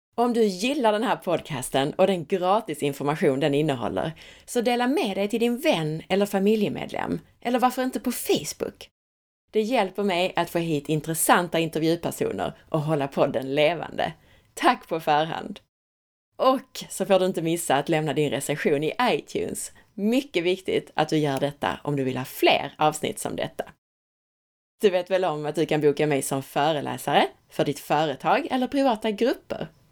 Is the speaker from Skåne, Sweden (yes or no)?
yes; Skåne, Sweden; accent: Scanian (skånska); min skånska blir ännu mer skånsk och härlig när jag pratar med Cecilia